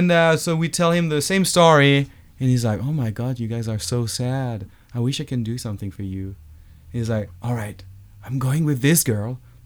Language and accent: English; Dijon, Bourgogne-Franche-Comté, France; moved away; I was in my hometown in France, Dijon